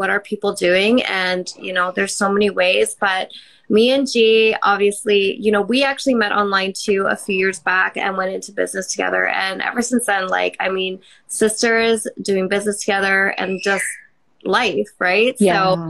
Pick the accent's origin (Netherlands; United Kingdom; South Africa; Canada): Canada; now in Mexico; I'm originally from Canada, and now I am living in beautiful Mexico.